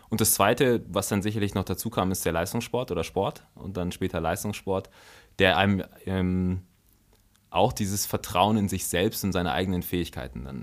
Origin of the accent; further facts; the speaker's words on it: Germany; also born or lived in Togo; dann war die Entscheidung, dass wir äh, nach Deutschland gehen.